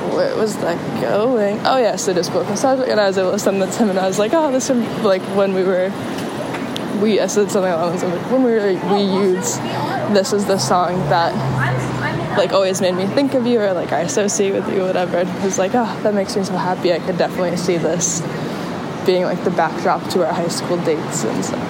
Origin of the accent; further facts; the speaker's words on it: San Diego, California, United States; moved away; also born or lived in Chicago, Illinois; I'm from San Diego. I was born in Pacific Beach and partially raised in La Jolla